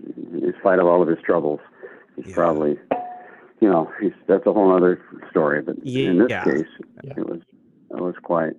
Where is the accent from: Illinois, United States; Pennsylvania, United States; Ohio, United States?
Ohio, United States; Lima; moved away; also born or lived in California; I'm playing a show in my hometown in Lima, Ohio in August